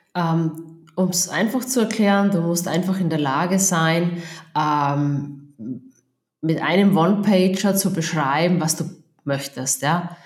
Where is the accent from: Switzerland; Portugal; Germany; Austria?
Austria; accent: Austrian dialect; man hört es am Dialekt, ich bin Österreicherin, also ich, ich wohne und lebe in Österreich